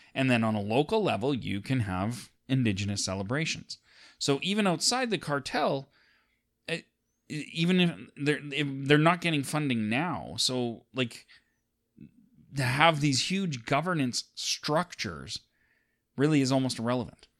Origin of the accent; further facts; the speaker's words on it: Alberta, Canada; we're two dudes from Alberta